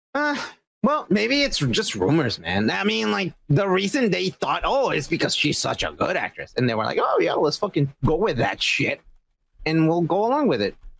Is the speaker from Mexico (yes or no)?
yes; Mexico; I'm just Mexican.